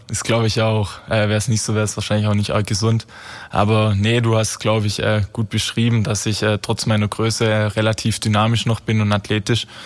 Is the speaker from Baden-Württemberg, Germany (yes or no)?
yes; Baden-Württemberg, Germany; Ich komme ursprünglich komme ich äh, nähe Heilbronn aus Heukheim.